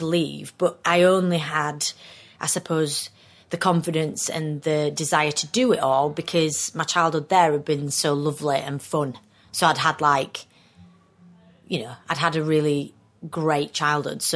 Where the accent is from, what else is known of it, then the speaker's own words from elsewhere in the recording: Skelmanthorpe, Yorkshire and the Humber, United Kingdom; moved away as an adult; now in London, United Kingdom; I'm from Skelmanthorpe.